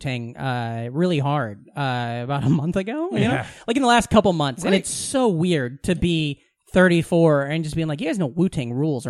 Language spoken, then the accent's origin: English; Iowa, United States; every kid I know that was not just strictly white European growing up in Southwest Iowa fucking had it.